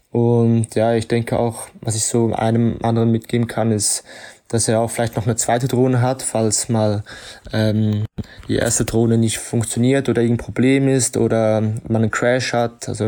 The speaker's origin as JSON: {"language": "German", "country": "Switzerland", "moved": "yes", "lives_now": "Ibiza, Spain", "said": "bin Schweizer und lebe schon seit einigen Jahren auf Ibiza, also in Spanien"}